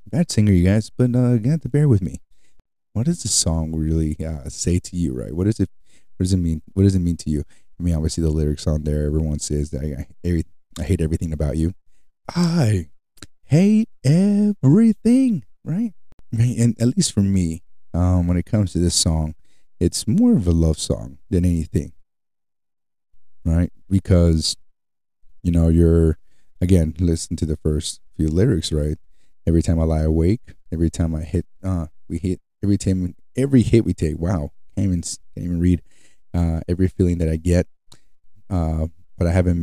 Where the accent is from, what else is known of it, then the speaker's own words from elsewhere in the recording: United States; I'm from Utah or California. I'm from the U.S.